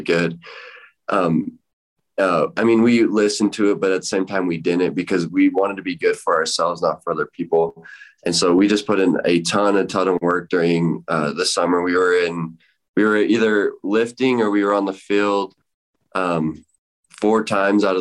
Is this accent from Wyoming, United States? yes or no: yes; Rock Springs, Wyoming, United States; my hometown Rock Springs